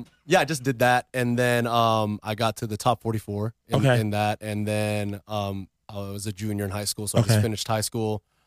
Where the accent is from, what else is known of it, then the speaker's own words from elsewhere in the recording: Philippines; I started off, I mean, I'm Filipino.